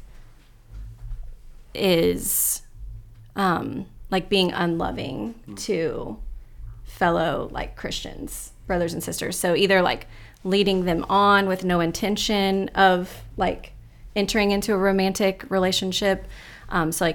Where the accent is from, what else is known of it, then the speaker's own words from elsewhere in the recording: Tallahassee, Florida, United States; I was born and raised in Tallahassee